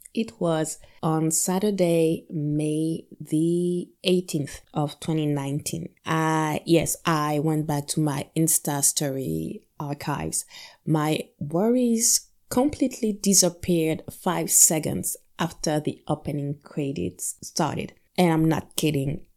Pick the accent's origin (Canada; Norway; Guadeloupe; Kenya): Guadeloupe; my experience growing up in Guadalupe